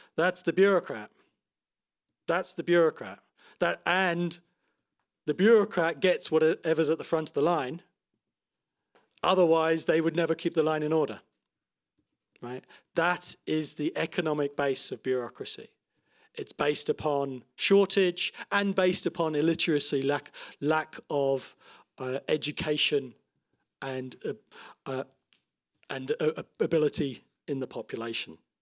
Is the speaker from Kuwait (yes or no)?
no; Toronto, Ontario, Canada; my hometown of Toronto